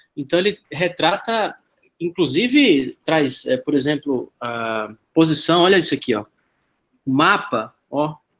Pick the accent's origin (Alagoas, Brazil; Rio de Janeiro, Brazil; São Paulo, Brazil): Alagoas, Brazil; Maceió; moved away as an adult; now in Middle East; eu sou de Maceió, mas já estou aqui no, no Oriente Médio há quase oito anos